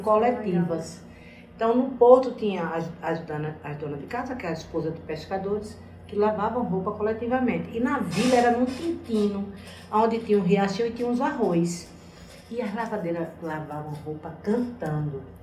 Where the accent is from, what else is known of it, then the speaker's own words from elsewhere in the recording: Fernando de Noronha, Pernambuco, Brazil; moved away as an adult; eu nasci em Noronha, eu me criei em Noronha, saí para estudar e para educar meus filhos, voltei